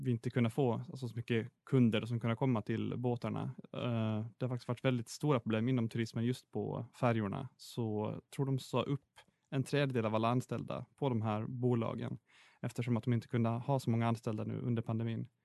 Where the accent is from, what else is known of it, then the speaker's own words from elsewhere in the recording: Åland, Finland; Jag kanske inte är den som är mest stolt över att vara ålänning, men jag är fortfarande stolt och glad att jag växte upp eh, på Åland och kommer därifrån.